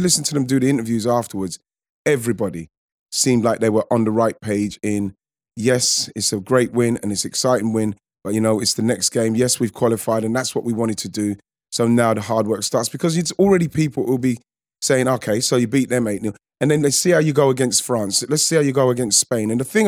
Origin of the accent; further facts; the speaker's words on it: England, United Kingdom; because like, we're English, we should be happy that we're progressing and we're doing well.